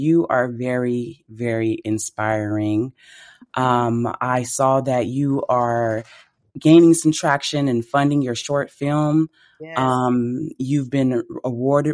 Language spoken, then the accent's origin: English; the South, United States; I'm from the South as well.